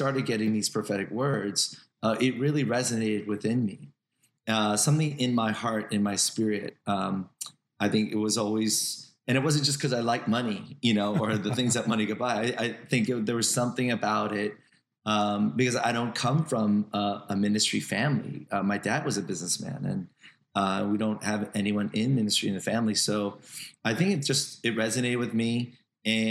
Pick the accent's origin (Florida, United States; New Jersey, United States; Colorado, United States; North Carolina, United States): New Jersey, United States; I'm from Jersey